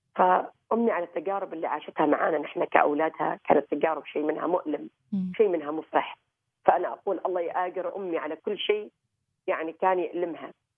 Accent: Oman; غرسنا في هذا البلد

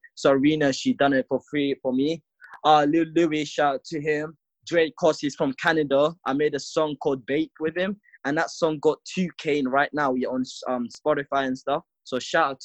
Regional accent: London, United Kingdom; also born or lived in Africa; I was born in Africa, and then I moved to London because of like war shit that's going on. So I've been living in London for like 7 to 8 years

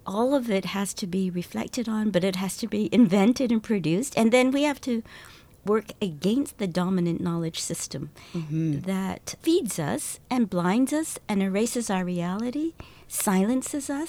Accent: Canada; I'm Chinese Canadian

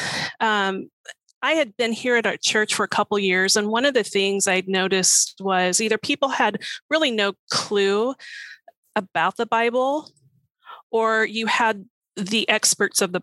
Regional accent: Oklahoma, United States; also born or lived in Missouri / Alaska; now in Bristow, United States; I'm originally from Oklahoma, and lived in Missouri, lived in Alaska, came here

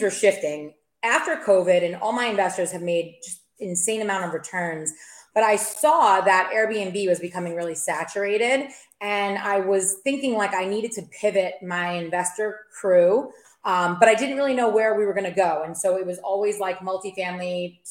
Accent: New York, United States; moved away as an adult; also born or lived in Maryland; now in Tampa Bay, United States; I'm from New York, but I currently live in the greater Tampa Bay market.

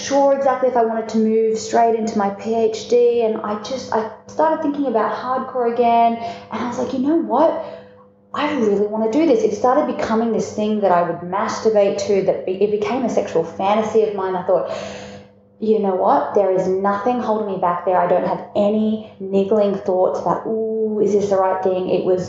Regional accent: Melbourne, Victoria, Australia; I'm down here from Melbourne right now, which is where coffee is considered a religion.

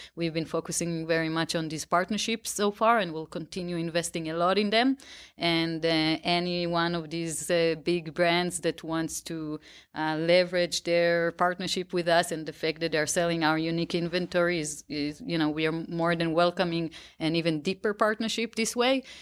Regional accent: outside of Tel Aviv, Tel Aviv District, Israel; I grew up right outside of Tel Aviv

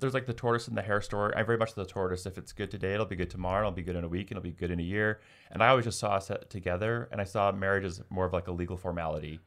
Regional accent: United States; as an American

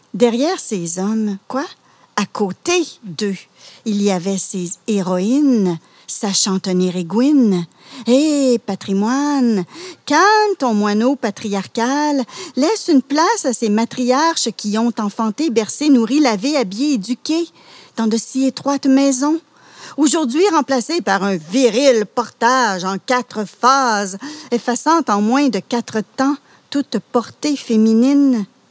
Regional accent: Laurentides, Quebec, Canada; moved away as an adult; also born or lived in Outaouais; now in Gatineau, Canada; je suis originaire, euh, des Laurentides. Et je suis venue dans la région, comme beaucoup, pour, euh, gagner ma vie

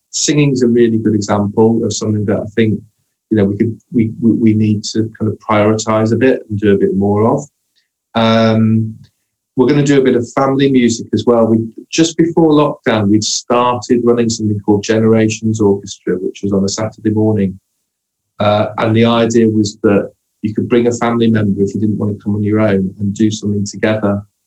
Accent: Hull, Yorkshire and the Humber, United Kingdom; moved away; I grew up in Hull

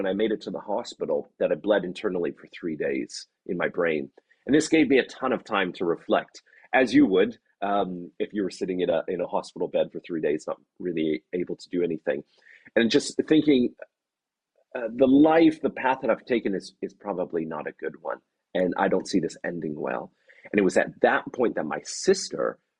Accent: Canada; moved away as an adult; now in Oxford, United Kingdom; I'm Canadian

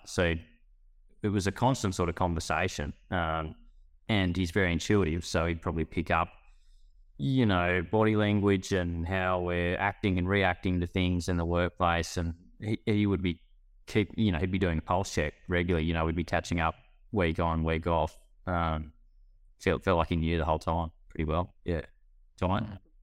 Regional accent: Glen Innes, New South Wales, Australia; also born or lived in Brisbane; I'm from Gleneness in northern New South Wales. Um, grew up, mum and dad ran their own stock and station agency

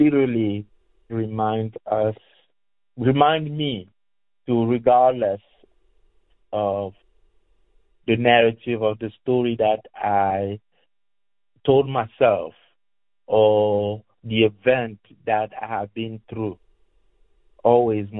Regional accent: Cameroon; now in Louisville, United States; I am originally from Cameroon, which is the West Africa, technically

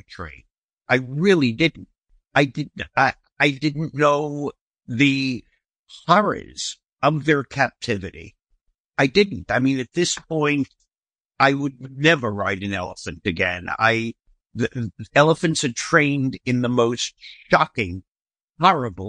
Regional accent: New York City, New York, United States; I grew up in Brooklyn

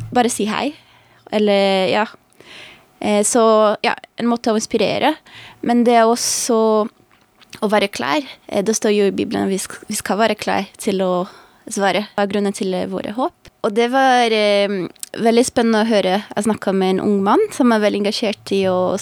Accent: Brazil; Norwegian is a second language; also born or lived in United States; now in Norway; jeg kommer fra Brasil

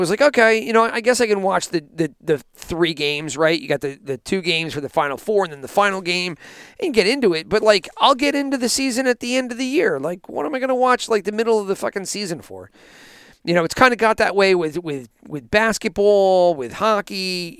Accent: New Jersey, United States; growing up in the Northeast, at least in New Jersey

